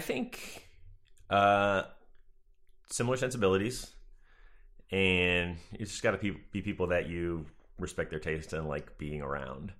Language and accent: English; Marshfield, Massachusetts, United States; moved away; I am from, uh, Marshall, Massachusetts. It's, like, between Boston and Cape Cod.